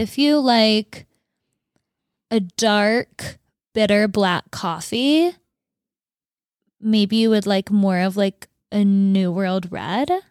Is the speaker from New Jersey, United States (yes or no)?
no; Fargo, North Dakota, United States; moved away; in Fargo, where I grew up, it was, like, six feet of snow